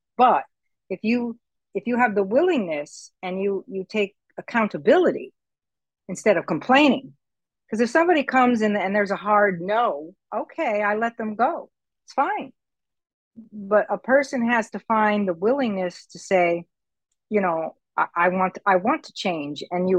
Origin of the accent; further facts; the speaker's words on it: United States; now in Puerto Rico; I'm on an island, for example, that I'm a minority. I'm an American here on Puerto Rico. So I'm a minority. And when I came here, I didn't speak Spanish. I do now.